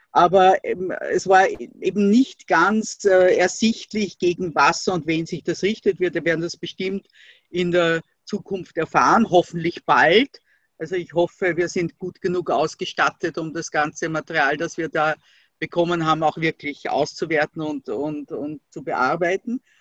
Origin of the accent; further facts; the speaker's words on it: Austria; das ist äh, bei uns in Österreich, du hast das natürlich mitgekriegt, wird äh, das, was als politisches Schlagwort, also der politische Islam genannt wird, äh, einfach mit der Muslimbruderschaft äh, identifiziert